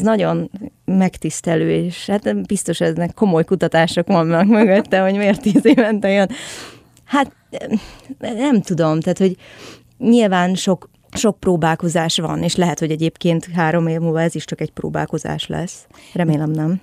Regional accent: Budapest, Hungary; én a 17. kerületből származom egyébként, ami messze van.

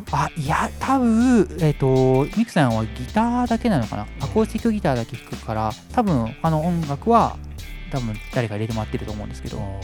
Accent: Shizuoka, Japan; moved away as an adult; also born or lived in Hokkaido / Tokyo; 1回静岡の実家を戻って

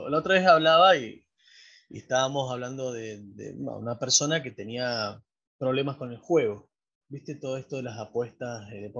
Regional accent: Río Gallegos, Santa Cruz, Argentina; born there; Yo nací en Río Gallegos, ahí nomás de Comodoro.

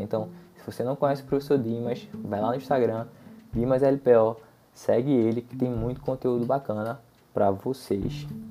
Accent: Brazil; also born or lived in Recife, Pernambuco; aqui para o nosso país

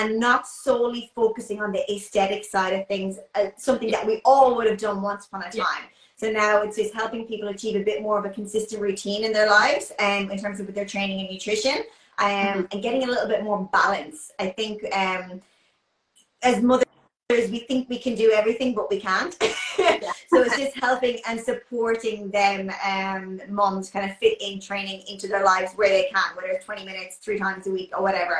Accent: Ireland; moved away as an adult; now in Brisbane, Australia; I'm originally from Ireland. I've been living in Australia since like 2012.

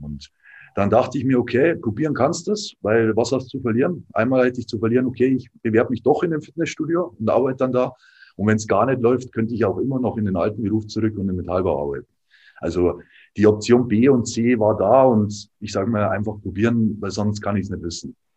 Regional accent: Dingolfing, Bavaria, Germany; moved away as an adult; also born or lived in Landshut; now in Nuremberg, Germany; ich bin eigentlich aus Landshut, quasi Niederbayern. Ähm, eigentlich noch tiefer quasi in Dingolfing

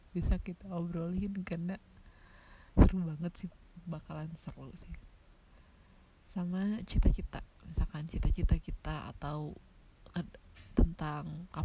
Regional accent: Tasikmalaya, West Java, Indonesia; btw gue kan dari Tasik ya Tasik itu termasuk kota-kota kecil ya banyak sekali sekarang tempat ngopi di Tasik ya

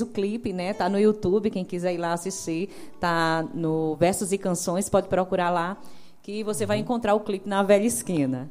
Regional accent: João Pessoa, Paraíba, Brazil; moved away as an adult; also born or lived in Santa Rita; now in Monteiro, Brazil; eu nasci e me criei em João Pessoa

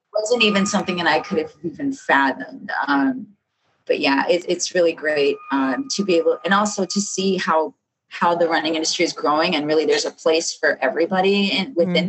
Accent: Chicago, Illinois, United States; I'm from South Chicago

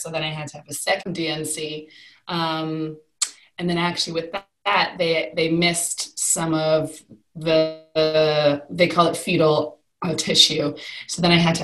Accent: Canada; moved away as an adult; now in United Kingdom; So I am originally from Canada. I moved to the UK about 14 years

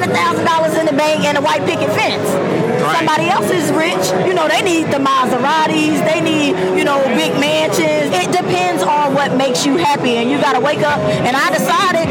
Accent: Dallas, Texas, United States; I'm from Dallas, Texas

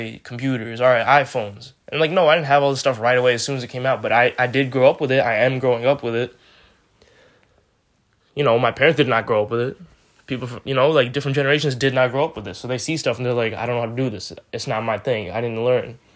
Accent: New York, United States; I'm a New Yorker. I live in New York.

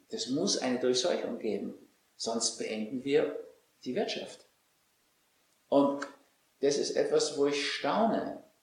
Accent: Austria; Also als Österreicher, ehrlich gesagt.

